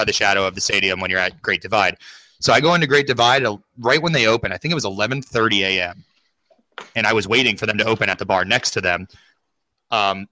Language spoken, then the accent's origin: English; Florida, United States; moved away as an adult; now in Colorado, United States; I'm from Florida.